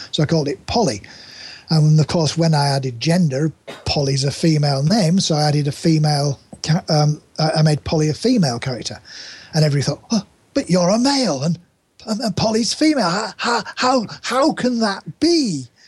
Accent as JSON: {"language": "English", "region": "Yorkshire and the Humber", "country": "United Kingdom", "tie": "born or raised there", "said": "I grew up in East Yorkshire"}